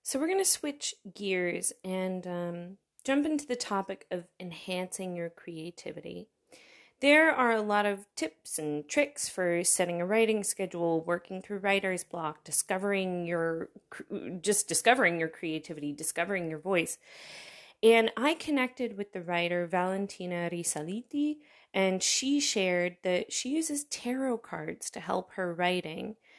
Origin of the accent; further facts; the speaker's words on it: United States; now in Berlin, Germany; As an American